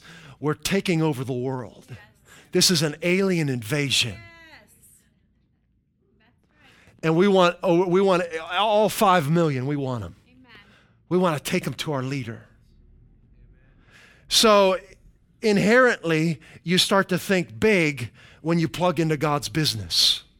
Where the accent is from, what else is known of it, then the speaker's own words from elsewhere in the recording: Midwest, United States; See, I came from the Midwest. And when you got in the vehicle, you planned on driving at least 45 minutes to get anywhere.